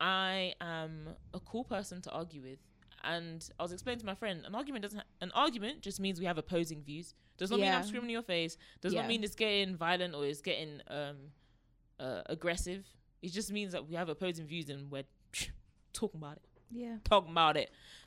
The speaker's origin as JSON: {"language": "English", "country": "Nigeria", "said": "I'm just Nigerian. Not even just, I am Nigerian."}